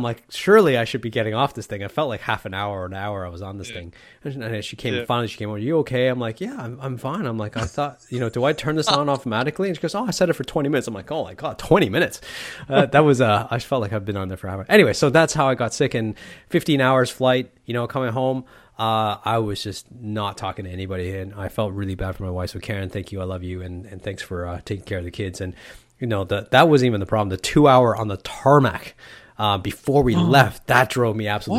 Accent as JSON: {"language": "English", "country": "Canada", "said": "I'm Canadian, man. It's natural in me. It's a part of my DNA."}